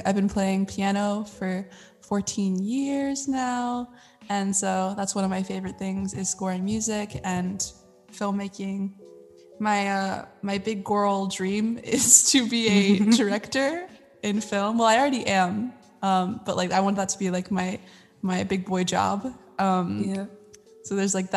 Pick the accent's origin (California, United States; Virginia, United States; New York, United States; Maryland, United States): Virginia, United States; now in Los Angeles, United States; I'm originally from Virginia